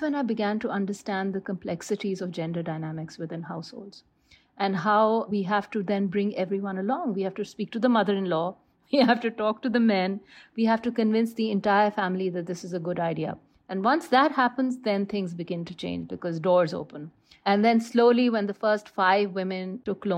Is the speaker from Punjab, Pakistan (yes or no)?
yes; Lahore, Punjab, Pakistan; I am from Lahore